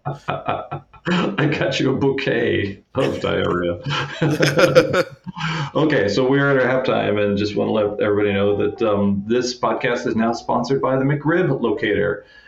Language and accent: English; Kansas City, United States; I'm from Kansas City